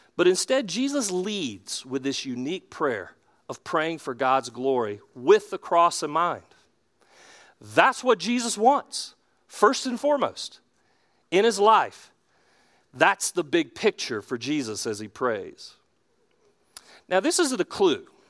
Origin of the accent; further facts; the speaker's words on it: Charlotte, North Carolina, United States; I'm from Charlotte. I'm from South Charlotte originally